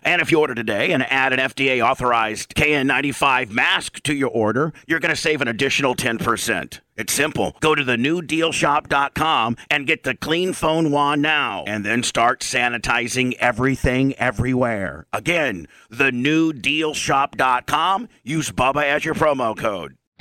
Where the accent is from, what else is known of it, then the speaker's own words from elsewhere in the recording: Indiana, United States; I'm from Indiana